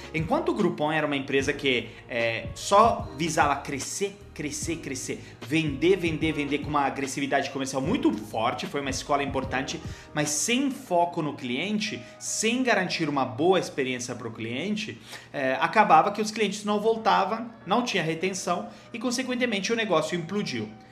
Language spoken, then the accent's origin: Portuguese; Genoa, Liguria, Italy; Portuguese is a second language; moved away as an adult; also born or lived in Milan, Italy / Cairo, Egypt / United States; now in Brazil; perto de Gênova, a cidade onde eu nasci